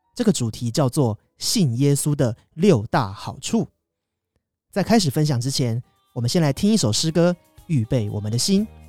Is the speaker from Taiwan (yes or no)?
yes; Kaohsiung, Taiwan; 高雄福音礼拜堂是我从小带到大的教会。 小的时候在这里受洗， 参加主日学， 青少年团契， 虽然读大学，当兵的时候都在外地。 但是因着对这里有着非常深厚的感情， 我在毕业退伍之后还是选择了留在这里继续服侍神